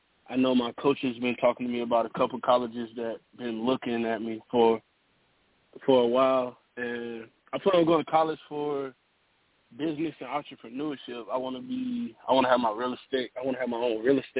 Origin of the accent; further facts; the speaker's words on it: Florence, South Carolina, United States; also born or lived in Tarver, North Carolina; I moved down here to South Carolina my second grade year